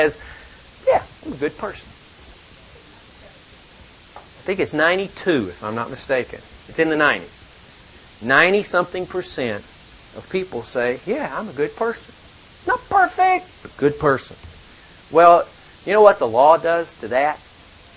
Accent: the South, United States; also born or lived in Ohio; now in Powell, United States; I'm from the South

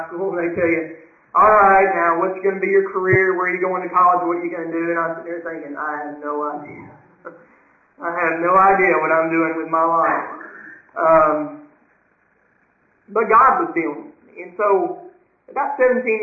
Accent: Western Kentucky, United States; I'm a Western Kentucky boy, born and raised in Western Kentucky

